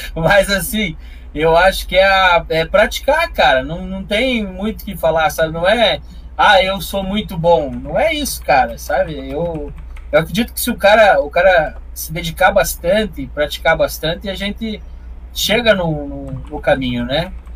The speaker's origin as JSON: {"language": "Portuguese", "town": "Curitiba", "region": "Paraná", "country": "Brazil", "tie": "born or raised there", "accent": "interior do Paraná", "said": "Nasci em Curitiba e fui criado nas trevas aqui na região metropolitana"}